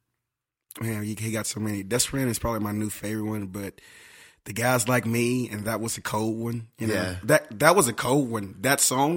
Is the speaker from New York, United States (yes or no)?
no; Southaven, Mississippi, United States; moved away as an adult; now in Nashville, United States; my hometown, South Haven, Mississippi